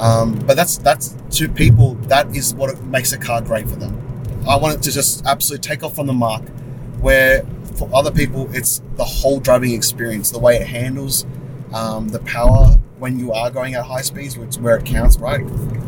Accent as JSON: {"language": "English", "town": "Sydney", "region": "New South Wales", "country": "Australia", "tie": "born or raised there", "said": "I find it so hard to believe as a kid growing up in Sydney to never have gone to All You Can Eat Pizza Hut. Because I went a bunch of times."}